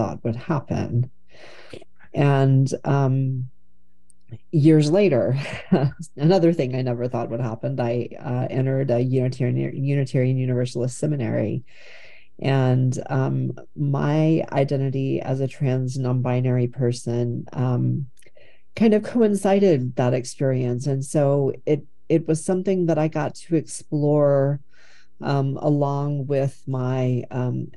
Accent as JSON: {"language": "English", "region": "Texas", "country": "United States", "tie": "born or raised there", "moved": "as an adult", "lives_now": "Portland, United States", "said": "I grew up in Texas in an area that was really imbued with these white nationalist conservative Christian"}